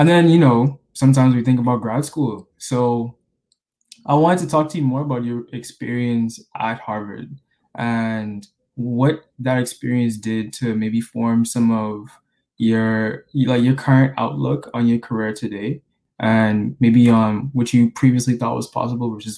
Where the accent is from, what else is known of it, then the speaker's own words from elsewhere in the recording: Bahamas; moved away as an adult; I was born and raised in the Bahamas